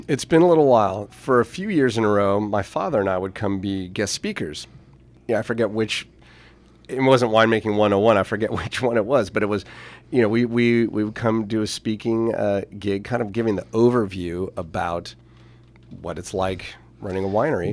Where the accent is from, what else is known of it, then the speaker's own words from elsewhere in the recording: St. Helena, California, United States; also born or lived in Napa; having grown up in Saint Helena